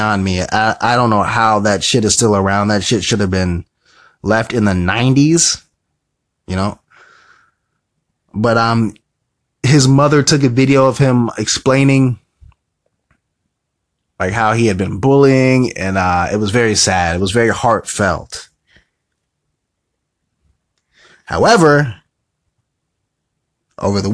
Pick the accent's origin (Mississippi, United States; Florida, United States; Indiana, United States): Indiana, United States; I'm from Indiana